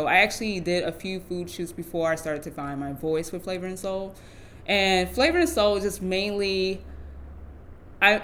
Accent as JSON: {"language": "English", "town": "Gary", "region": "Indiana", "country": "United States", "moved": "as an adult", "lives_now": "Baltimore, United States", "said": "I'm actually originally from Gary, Indiana. I'm a Midwest girl at heart. I've been in Baltimore for about 5 years now."}